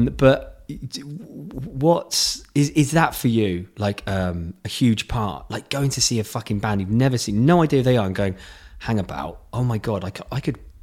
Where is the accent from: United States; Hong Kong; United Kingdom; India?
United Kingdom; Godalming, South East England; Godalming was where my hometown was